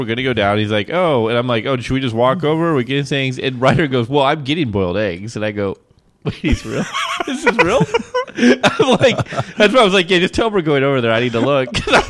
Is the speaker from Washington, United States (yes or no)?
yes; Eastern Washington, United States